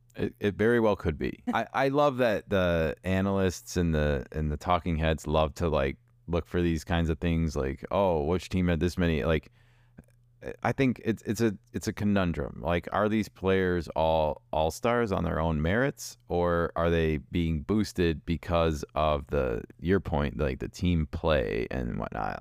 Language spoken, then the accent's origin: English; Chicago, Illinois, United States; I'm from Chicago. I know N B C Sports because that's what I grew up with.